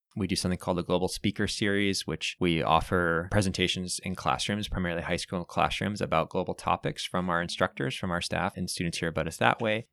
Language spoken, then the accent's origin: English; Bay Area, California, United States; moved away as an adult; now in Santa Cruz, United States; I grew up in the Bay Area